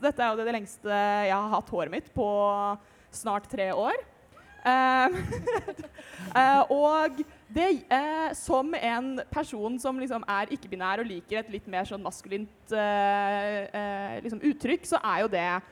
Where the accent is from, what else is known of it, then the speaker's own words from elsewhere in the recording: Rælingen, Akershus, Norway; Jeg er 21 år gammel fra Rælingen